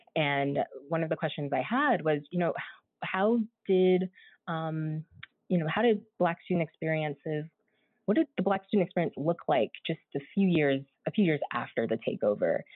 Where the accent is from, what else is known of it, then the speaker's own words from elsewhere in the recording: San Diego, California, United States; I'm originally from San Diego, California.